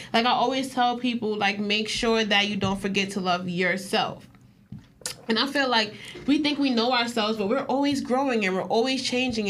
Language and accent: English; New York, United States; I'm from New York